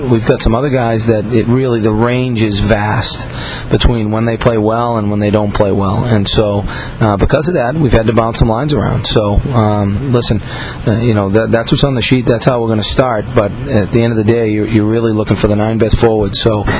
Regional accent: Dorchester, Massachusetts, United States; Kevin Hayes is someone who obviously I know pretty well, growing up in Dorchester

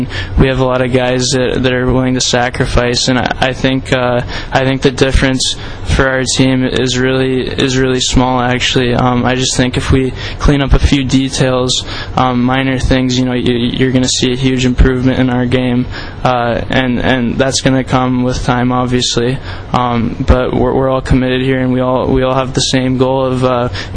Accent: Boise, Idaho, United States; moved away; also born or lived in Wenatchee, Washington; I'm from Boise, Idaho. Spent most of my life there.

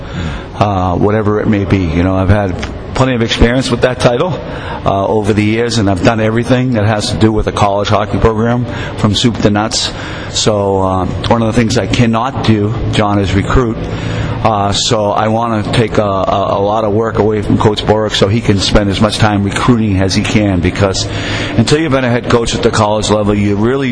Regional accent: Somerville, Massachusetts, United States; moved away as an adult; now in Plattsburgh, United States; growing up in Somerville, Mass, you know, 98,000 people

